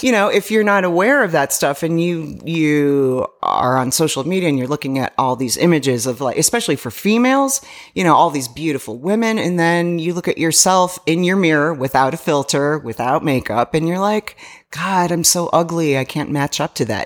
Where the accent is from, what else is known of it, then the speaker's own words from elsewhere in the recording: Chicago, Illinois, United States; moved away; Chicago, I grew up in Chicago